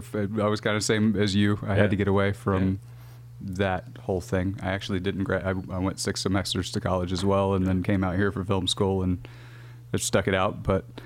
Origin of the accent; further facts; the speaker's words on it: Northwest Arkansas, United States; I'm from Northwest Arkansas